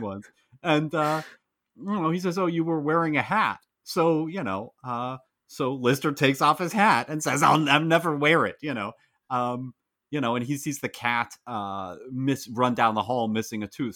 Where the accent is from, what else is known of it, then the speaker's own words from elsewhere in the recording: United States; as an American